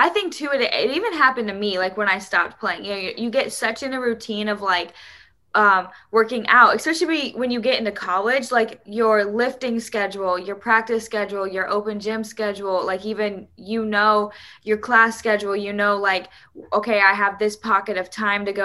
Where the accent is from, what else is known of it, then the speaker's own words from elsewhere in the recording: Indiana, United States; growing up in Indiana, it's cold